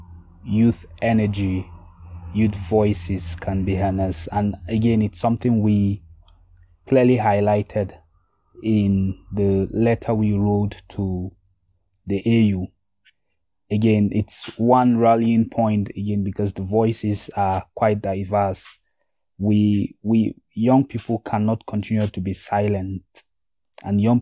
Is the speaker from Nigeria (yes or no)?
yes; Nigeria; I am coming from Nigeria